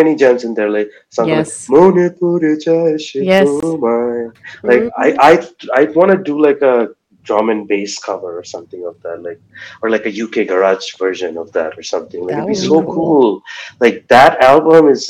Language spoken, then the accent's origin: English; Waterloo, Ontario, Canada; I'm this kid from Waterloo.